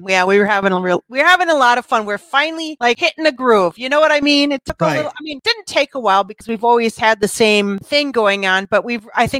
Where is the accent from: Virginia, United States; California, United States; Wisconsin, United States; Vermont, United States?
Wisconsin, United States; accent: Wisconsin; I got my Wisconsin accent up here